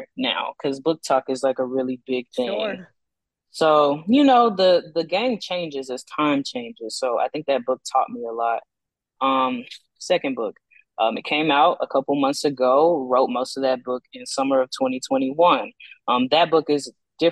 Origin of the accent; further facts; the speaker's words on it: Texas, United States; now in Austin, United States; growing up in Texas